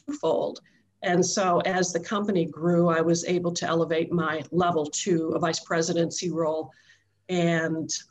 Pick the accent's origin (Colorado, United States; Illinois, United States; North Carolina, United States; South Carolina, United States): Illinois, United States; Chicago; moved away as an adult; also born or lived in Nashville, Tennessee; originally from Chicago area, right near Donna. We grew up blocks apart